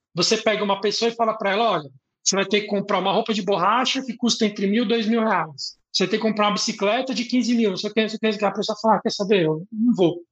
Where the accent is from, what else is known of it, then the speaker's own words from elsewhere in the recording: São Paulo, Brazil; é onde eu fui criado